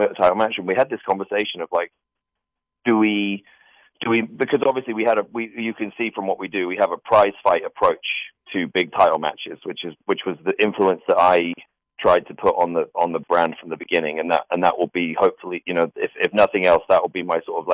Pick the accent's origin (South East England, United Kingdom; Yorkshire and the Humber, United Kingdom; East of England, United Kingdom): East of England, United Kingdom; Norfolk; I grew up I lived in Norfolk, which is this very rural sort of agricultural area.